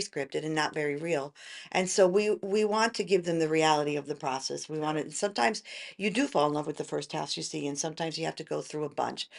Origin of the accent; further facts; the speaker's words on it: New York metro area suburbs, United States; moved away as an adult; also born or lived in Tennessee; now in McKinney, United States; originally I'm from New York